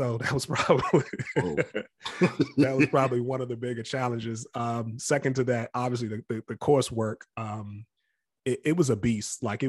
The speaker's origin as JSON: {"language": "English", "town": "Capitol Heights", "region": "Maryland", "country": "United States", "tie": "born or raised there", "said": "because we grew up in Capitol Heights."}